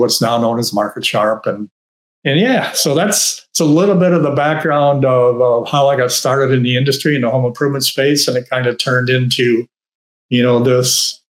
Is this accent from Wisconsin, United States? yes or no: yes; Wisconsin, United States; Paradigm is a company in Madison, Wisconsin, in my home state